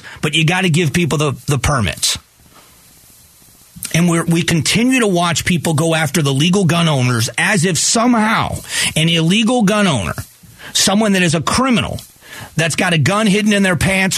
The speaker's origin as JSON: {"language": "English", "town": "Fort Myers", "region": "Florida", "country": "United States", "tie": "born or raised there", "said": "my hometown of Fort Myers, Florida"}